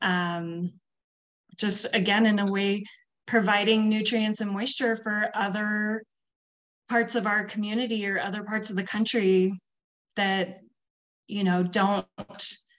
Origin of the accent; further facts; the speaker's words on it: California, United States; moved away as an adult; also born or lived in Hawaii / Colorado; I was born and raised in California.